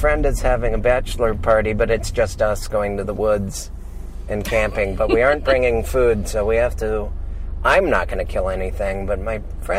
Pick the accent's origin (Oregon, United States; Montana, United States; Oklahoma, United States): Montana, United States; Missoula; I am from Missoula, Montana.